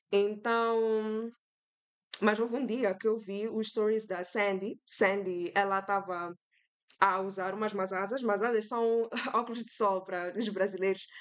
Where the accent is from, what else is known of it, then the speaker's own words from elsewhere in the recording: Mozambique; now in Foz do Iguaçu, Brazil; eu vim de Moçambique, né? Vim estudar cá arquitetura em Foz.